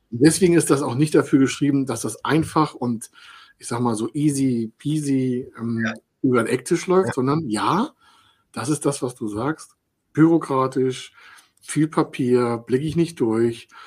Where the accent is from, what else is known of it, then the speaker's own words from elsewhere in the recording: Dithmarschen, Schleswig-Holstein, Germany; ich komme aus Dithmarschen